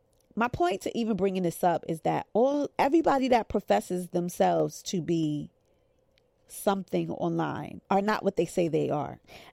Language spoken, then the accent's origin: English; New York, United States; maybe I'm just from New York. Like, New Yorkers could kind of smell a scam.